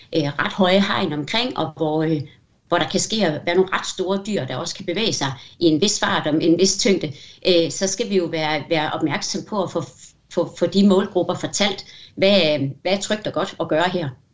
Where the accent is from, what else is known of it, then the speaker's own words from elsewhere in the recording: Denmark; vi er så mange danskere